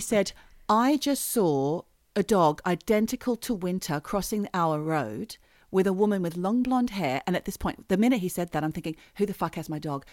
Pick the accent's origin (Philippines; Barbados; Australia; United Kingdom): Australia; we so unpopular with New Zealanders as Australians